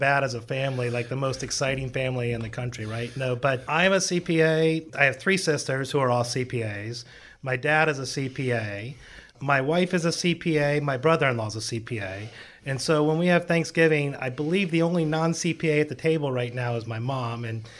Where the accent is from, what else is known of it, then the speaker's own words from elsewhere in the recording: Palm Beach Gardens, Florida, United States; So I've actually been here since I was born. I was born in Palm Beach Gardens Hospital a long time ago.